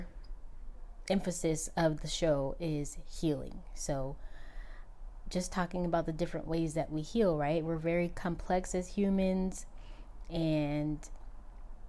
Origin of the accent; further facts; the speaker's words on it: Southern California, United States; I am from California, and I've born and raised in California. I've only left a couple of times, Southern California to be exact